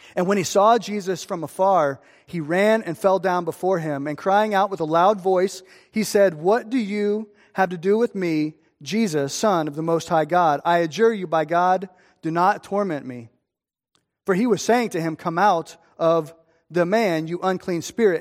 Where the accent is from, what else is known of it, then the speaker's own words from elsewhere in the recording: Streamwood, Illinois, United States; I'm from Streamwood